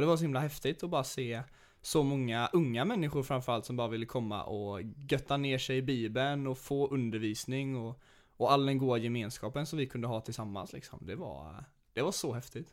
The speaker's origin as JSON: {"language": "Swedish", "country": "Sweden", "said": "vi som är svenskar"}